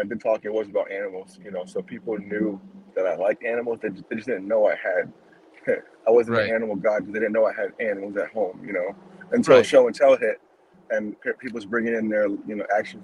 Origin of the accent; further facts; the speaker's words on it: Rhode Island, United States; moved away; I come from New England, Rhode Island